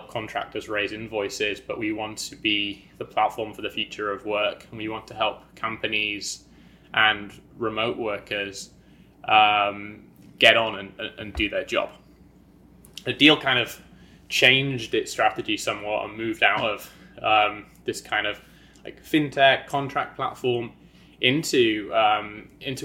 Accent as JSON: {"language": "English", "area": "County Durham", "region": "North East England", "country": "United Kingdom", "tie": "born or raised there", "also_born_or_lived": "London / New York", "moved": "as an adult", "said": "I am a Brit. I grew up in County Durham on a farm"}